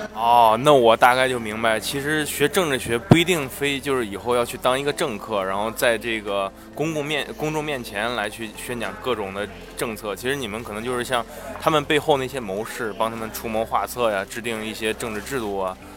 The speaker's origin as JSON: {"language": "Chinese", "country": "China", "moved": "as an adult", "lives_now": "United States", "said": "我们中国人"}